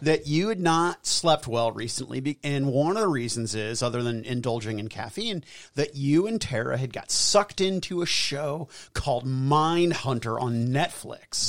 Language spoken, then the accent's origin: English; United States; I'm an American